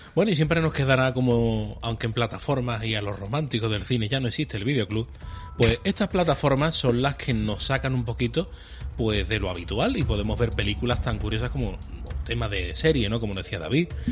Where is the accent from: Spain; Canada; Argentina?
Spain; Málaga, Andalusia; somos de Málaga